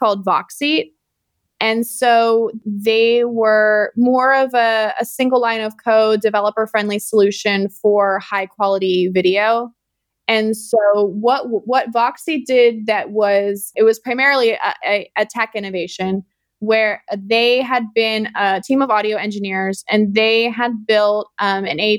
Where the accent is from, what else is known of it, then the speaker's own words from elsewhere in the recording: Youngstown, Ohio, United States; moved away as an adult; also born or lived in Sydney, Australia / San Francisco; I grew up in Northeast Ohio. I grew up in a town called, I grew up right outside of Youngstown, Ohio